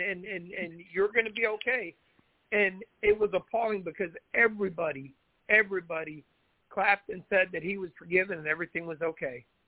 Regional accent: Onarga, Illinois, United States; we grew up in Onarga, Illinois

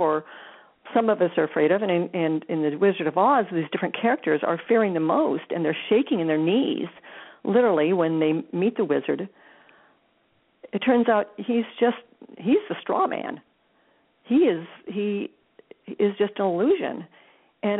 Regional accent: Des Moines, Iowa, United States; growing up in Iowa, lived, born and raised in Des Moines.

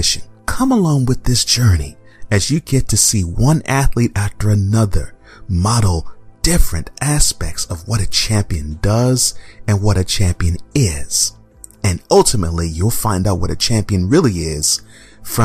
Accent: Houston, Texas, United States; moved away; my former hometown. H-Town

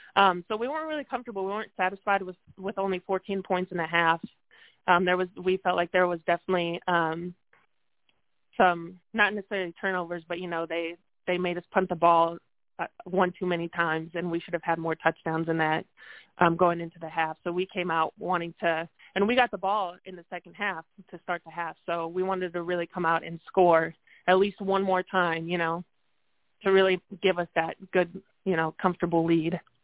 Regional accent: North Dakota, United States; now in Texas, United States; I'm from North Dakota

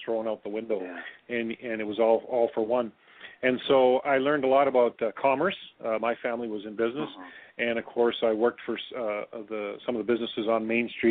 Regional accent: near Lethbridge, Alberta, Canada; also born or lived in Thailand; we came back to my hometown, or near my hometown, a little bit bigger community called Lethbridge, Alberta

